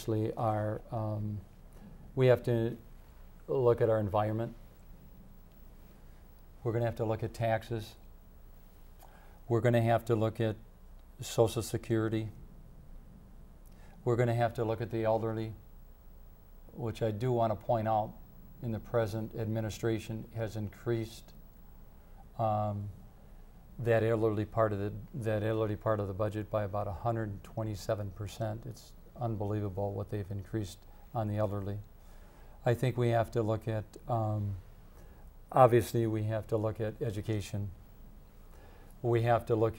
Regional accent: Madison, Wisconsin, United States; also born or lived in Fitchburg, Wisconsin; I'm a Dane County long resident. I grew up in Westmoreland. I moved to Fitchburg

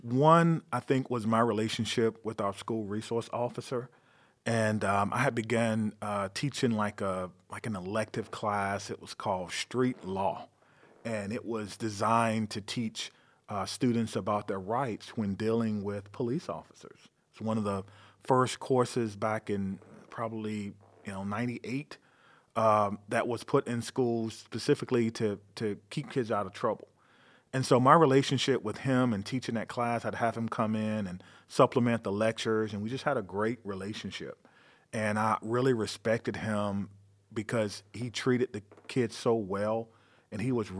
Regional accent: North Carolina, United States; moved away as an adult; now in Madison, United States; I'm from North Carolina.

